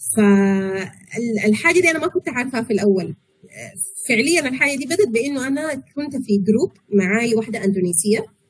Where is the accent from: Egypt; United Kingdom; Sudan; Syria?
Sudan; moved away as an adult; also born or lived in Malaysia; احنا عندنا في السودان